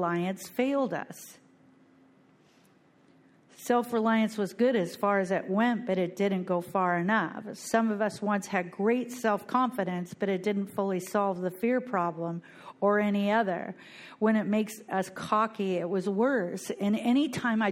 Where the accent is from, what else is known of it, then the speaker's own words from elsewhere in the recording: Bellingham, Washington, United States; moved away as an adult; now in Fort Lauderdale, United States; I am from Bellingham, Washington